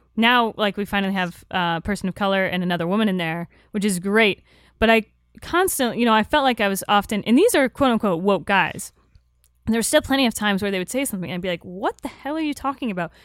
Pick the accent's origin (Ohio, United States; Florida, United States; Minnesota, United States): Florida, United States; I'm from Florida